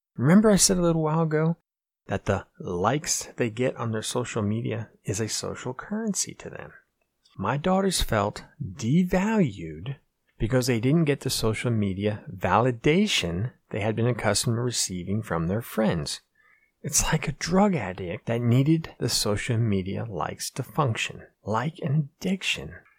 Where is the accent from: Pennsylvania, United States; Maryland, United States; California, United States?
Pennsylvania, United States; we grew up in this small, same small, know nothing town in Pennsylvania